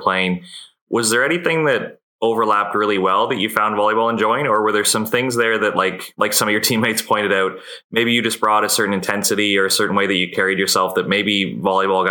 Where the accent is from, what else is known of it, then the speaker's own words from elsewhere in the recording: Canada; as a Canadian